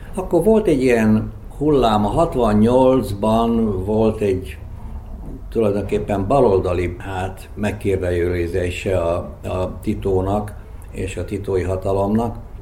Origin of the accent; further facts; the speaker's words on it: Zrenjanin, Vojvodina, Serbia; first language Hungarian; moved away; also born or lived in Belgrade; egy ismert családhoz tartoztam. Kicsit fontoskodásnak tűnik, de hát Becskéreken ez egy, ez egy tény volt akkor.